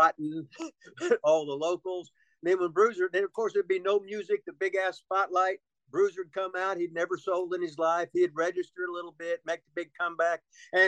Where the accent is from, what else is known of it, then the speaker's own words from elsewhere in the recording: Seymour, Indiana, United States; also born or lived in Union City, Indiana; I was born in Seymour, Indiana